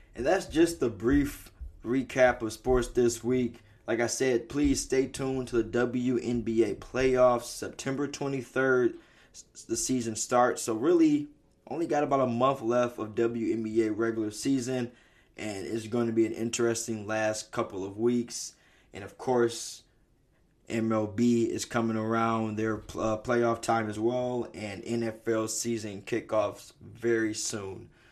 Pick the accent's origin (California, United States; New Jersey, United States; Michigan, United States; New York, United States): Michigan, United States; Detroit; I gotta start it with where I'm from